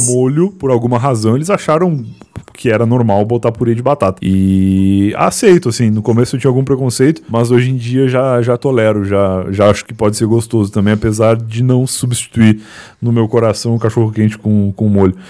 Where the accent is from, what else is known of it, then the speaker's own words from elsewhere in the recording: town next to Pelotas, Rio Grande do Sul, Brazil; now in São Paulo, Brazil; do lado da cidade onde eu nasci